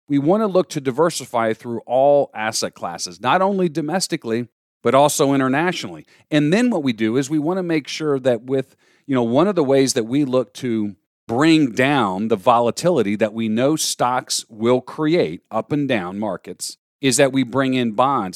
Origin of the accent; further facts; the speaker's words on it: Florida, United States; moved away as an adult; now in New York, United States; growing up in Florida